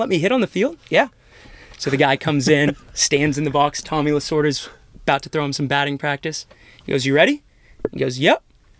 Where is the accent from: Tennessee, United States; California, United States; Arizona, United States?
California, United States; Manhattan Beach; moved away as an adult; I'm coming from Manhattan Beach